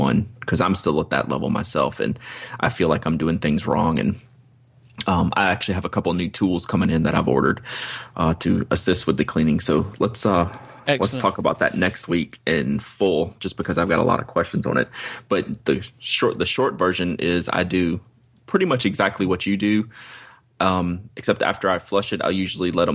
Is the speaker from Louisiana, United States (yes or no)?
yes; Baton Rouge, Louisiana, United States; I have a background in French growing up in Baton Rouge, Louisiana.